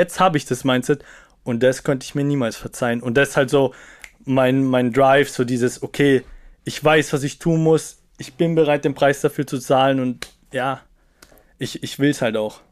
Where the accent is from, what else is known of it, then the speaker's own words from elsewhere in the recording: Salzburg, Austria; now in Vienna, Austria; Ich komme aus Salzburg, Kleinstadt, bin dort aufgewachsen mit elf Geschwistern leiblich.